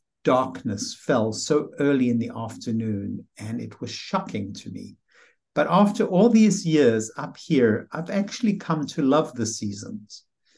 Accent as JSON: {"language": "English", "country": "South Africa", "moved": "yes", "said": "You know, I came from South Africa, where the weather was really very pleasant and there was a lot of sunshine all year round."}